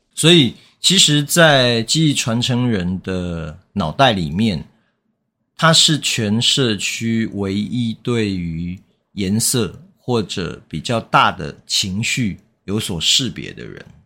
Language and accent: Chinese; Taiwan; 其实台湾也是啊， 我们， 我们也常讲不好意思